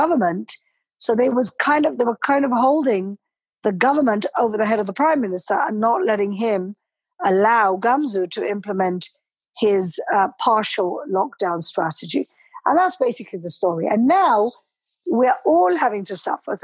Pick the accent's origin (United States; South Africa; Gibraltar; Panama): Gibraltar; moved away as an adult; also born or lived in London; now in Jerusalem, Israel; I was brought up and raised in Gibraltar, studied law in London